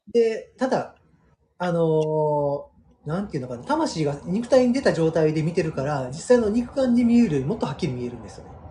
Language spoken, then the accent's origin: Japanese; Osaka, Japan; 1975年に、まあまあ、あの、大阪で生まれて